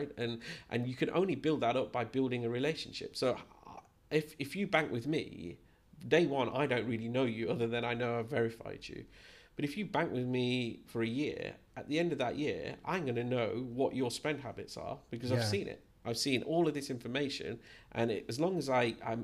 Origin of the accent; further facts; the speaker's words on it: Leicester, East Midlands, United Kingdom; moved away as an adult; now in Gibraltar; I was born and brought up in Leicester.